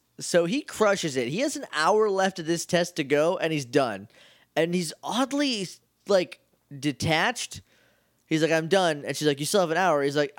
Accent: New Hampshire, United States; I grew up in New Hampshire.

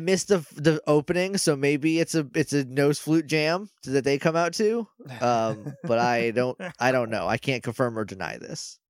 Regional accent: New Hampshire, United States; I'm from New Hampshire

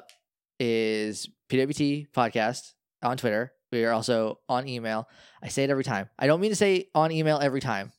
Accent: New England, United States; we're from New England.

